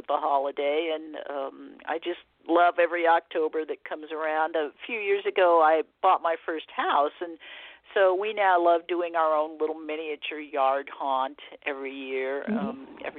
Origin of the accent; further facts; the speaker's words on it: Arcadia, California, United States; I grew up here in the Southern California area in the 60s mainly, when it was kind of the golden age of trick-or-treat. Our whole neighborhood in Arcadia was into it